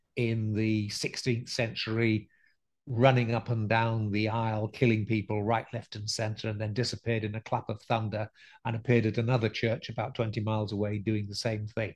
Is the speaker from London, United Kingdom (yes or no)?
no; Scarborough, Yorkshire and the Humber, United Kingdom; we lived in a fairly spooky old house by the harbour side in Scarborough